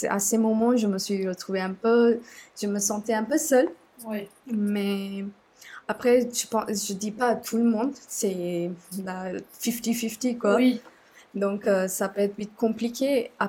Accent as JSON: {"language": "French", "country": "Sri Lanka", "second_language": "French", "moved": "as an adult", "lives_now": "France", "said": "je viens du Sri Lanka, euh, j'ai 27 ans et depuis, euh, euh, je suis en France"}